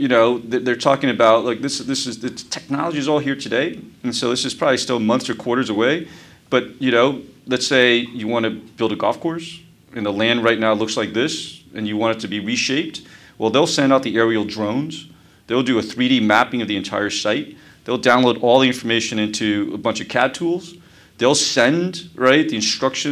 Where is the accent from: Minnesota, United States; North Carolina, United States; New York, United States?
New York, United States; New York City; also born or lived in Taiwan; I actually grew up here in New York. I grew up in Brooklyn, right across the river.